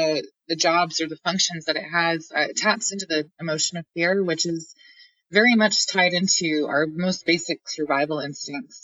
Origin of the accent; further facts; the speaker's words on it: Maine, United States; I grew up in Maine